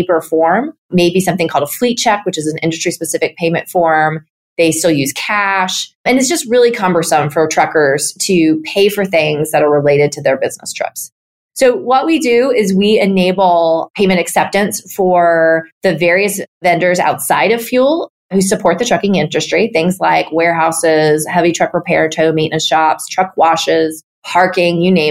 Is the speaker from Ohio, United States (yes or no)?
no; near Harpers Ferry, West Virginia, United States; now in Atlanta, United States; I grew up 20 minutes away from the midpoint of the Appalachian Trail, which is near Harpers Ferry, West Virginia